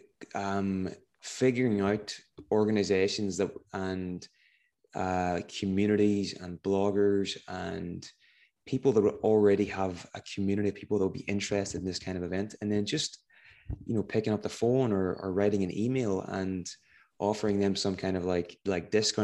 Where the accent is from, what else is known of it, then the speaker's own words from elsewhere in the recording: Northern Ireland, United Kingdom; I'm from Northern Ireland